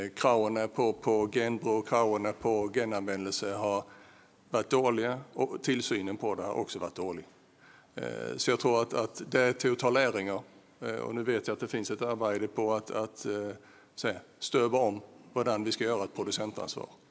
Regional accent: Bornholm, Capital Region of Denmark, Denmark; accent: Bornholmian; min bornholmske accent

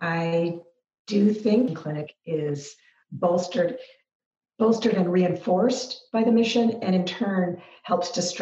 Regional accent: Seattle, Washington, United States; also born or lived in Kansas; now in Spokane, United States; I was raised in Seattle.

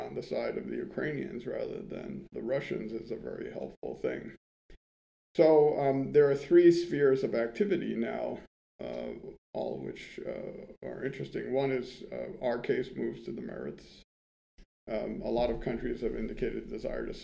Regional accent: United States; I'm an American.

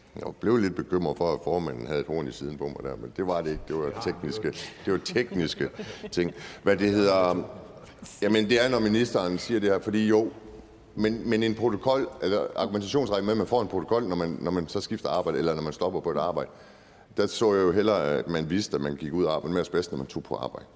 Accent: Aalborg, North Denmark Region, Denmark; som aalborgenser

